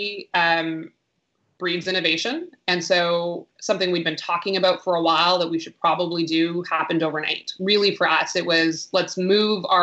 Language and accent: English; Canada; first language English; also born or lived in Vancouver; like many Canadians out there